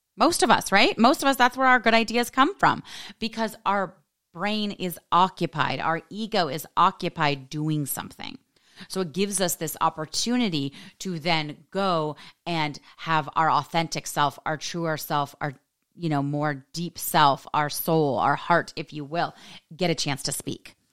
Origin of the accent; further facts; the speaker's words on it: United States; being an American woman